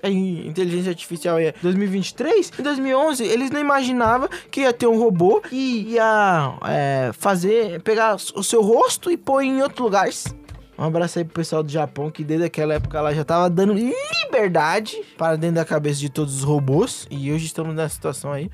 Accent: Brazil; somos brasileiros

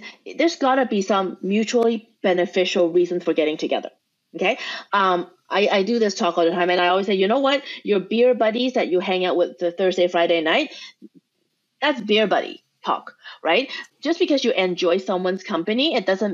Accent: Canada; we are Canadian

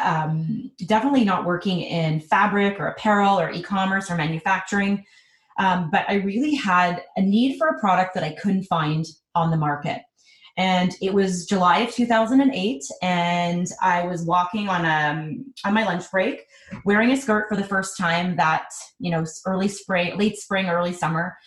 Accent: Montreal, Quebec, Canada; now in Toronto, Canada; I am originally from Montreal, and I've actually been living in Toronto for the last 15 years

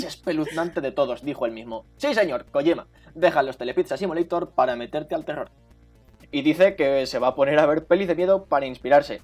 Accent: Albacete, Castilla-La Mancha, Spain; yo soy de Albacete

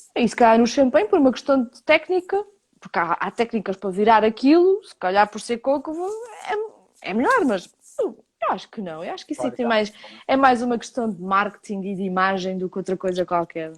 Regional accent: Portugal

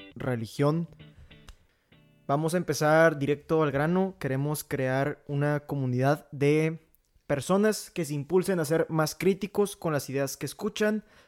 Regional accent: Monclova, Coahuila, Mexico; soy de la ciudad de Moncloa, Coahuila

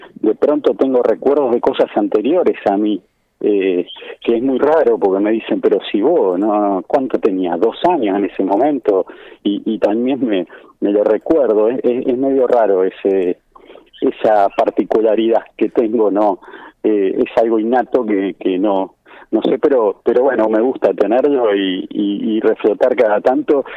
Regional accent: Buenos Aires, Argentina; moved away as an adult; also born or lived in Palermo, Buenos Aires / Caballito, Buenos Aires; now in Mercedes, Argentina; yo soy originario de Bajo Flores

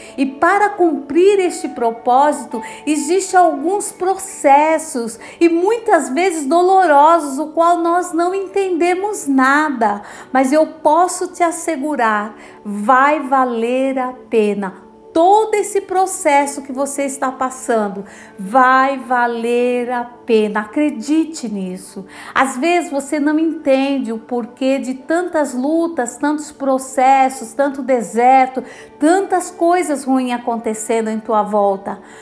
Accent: São Paulo, Brazil; sou de São Paulo, capital

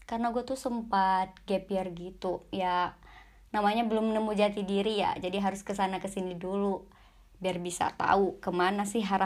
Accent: Aceh, Indonesia; now in Yogyakarta, Indonesia; gue tuh sebenarnya asalnya dari Aceh ya lu tahu ya pasti salam Mekah gitu ya

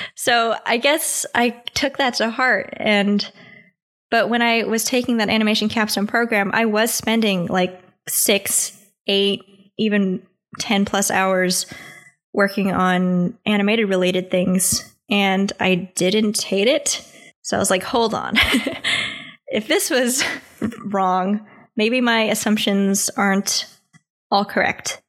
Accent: United States

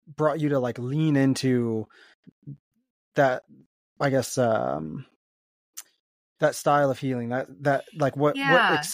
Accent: Maryland, United States; I grew up in Maryland

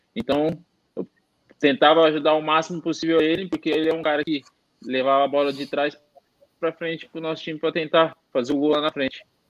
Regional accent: Bauru, São Paulo, Brazil; moved away; lá na minha cidade, lá em Bauru

